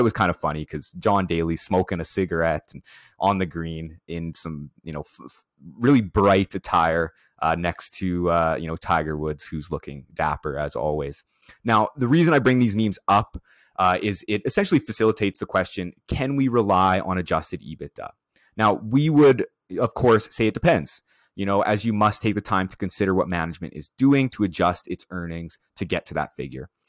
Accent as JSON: {"language": "English", "town": "Prince Albert", "region": "Saskatchewan", "country": "Canada", "tie": "born or raised there", "said": "Prince Albert, where is, which is my hometown."}